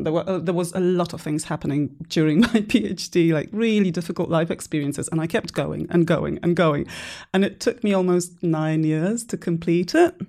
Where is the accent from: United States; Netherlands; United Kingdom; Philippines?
United Kingdom; Guildford, South East England; That accent baffles everyone. So I'm originally from Guildford in Surrey.